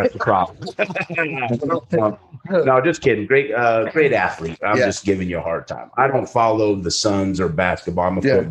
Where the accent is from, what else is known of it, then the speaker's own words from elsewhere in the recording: Arizona, United States; I'm from Arizona